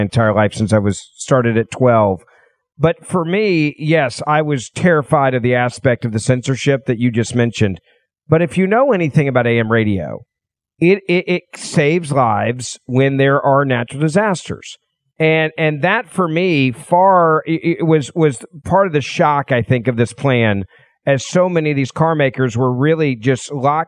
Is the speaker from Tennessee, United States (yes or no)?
yes; Memphis, Tennessee, United States; my hometown of Memphis, Tennessee